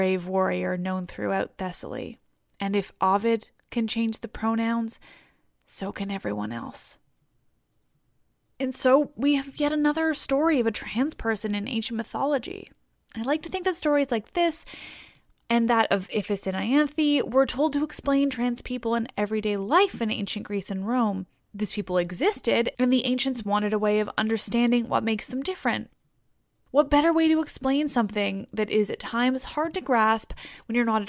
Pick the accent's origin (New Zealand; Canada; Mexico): Canada; I'm Canadian